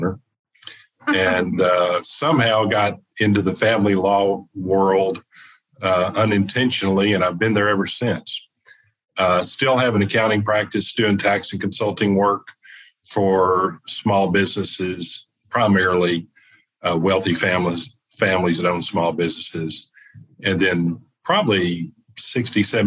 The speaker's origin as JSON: {"language": "English", "region": "East Texas", "country": "United States", "said": "a CPA from East Texas"}